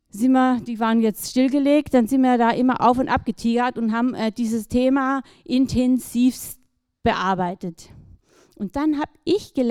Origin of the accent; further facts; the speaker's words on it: Baden-Württemberg, Germany; ja, aufgewachsen im Schwarzwald, so zwischen den Tannen, meine Eltern recht einfach.